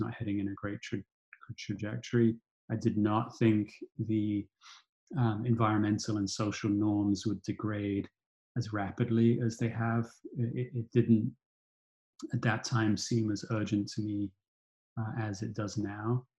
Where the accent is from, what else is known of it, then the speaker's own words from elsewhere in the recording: United Kingdom; I grew up in Thatcherite Britain